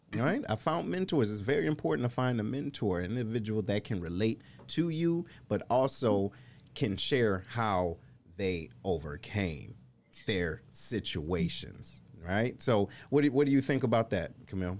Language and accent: English; Detroit, Michigan, United States; moved away as an adult; also born or lived in Missouri; I'm originally from Detroit